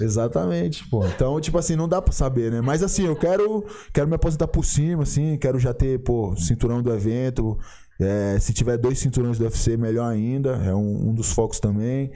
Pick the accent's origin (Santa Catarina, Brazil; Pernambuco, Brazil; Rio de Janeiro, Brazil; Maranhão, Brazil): Maranhão, Brazil; São Luís; lá na minha cidade, lá em São Luís do Maranhão